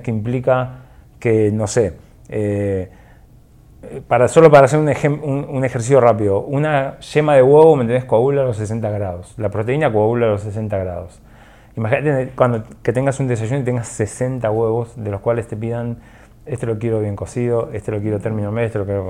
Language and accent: Spanish; Argentina; now in Guatemala; yo soy de Argentina